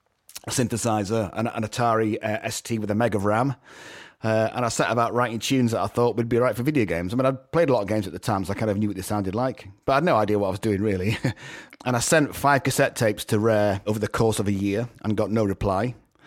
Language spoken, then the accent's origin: English; Knaresborough, Yorkshire and the Humber, United Kingdom; also born or lived in Edinburgh; now in Los Angeles, United States; born in Edinburgh, but I lived most of my life in North Yorkshire, in Knaresborough, which is close to Harrogate, which is close to Leeds.